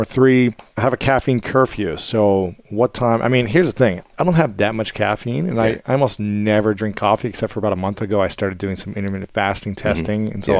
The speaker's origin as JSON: {"language": "English", "region": "Ohio", "country": "United States", "tie": "born or raised there", "said": "growing up in Ohio"}